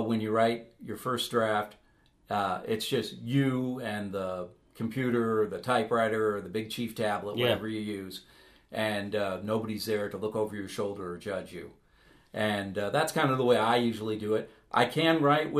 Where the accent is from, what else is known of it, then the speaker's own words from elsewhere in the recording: Ohio, United States; now in Nebraska, United States; I'm from Ohio originally